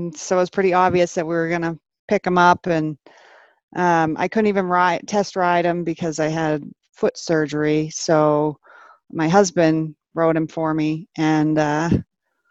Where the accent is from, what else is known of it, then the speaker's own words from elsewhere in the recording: Vermont, United States; moved away as an adult; now in Colorado, United States; I'm from Vermont originally